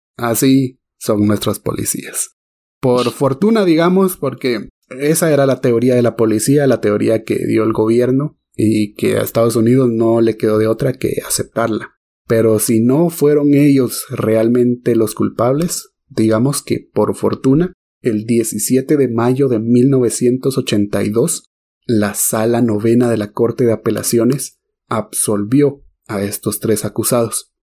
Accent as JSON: {"language": "Spanish", "country": "Guatemala", "said": "como guatemaltecos"}